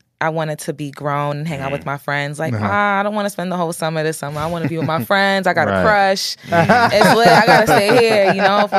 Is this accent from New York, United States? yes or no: yes; New York City, New York, United States; Being from Flatbush is my favorite part of my upbringing.